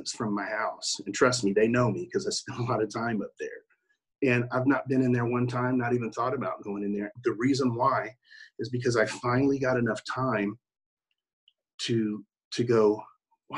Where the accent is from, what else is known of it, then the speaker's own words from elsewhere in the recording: Oklahoma City, Oklahoma, United States; accent: country; also born or lived in New York; I'm from Oklahoma City